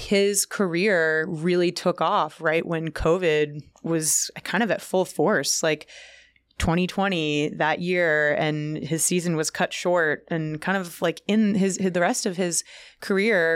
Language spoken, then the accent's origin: English; California, United States; now in New York, United States; I'm from California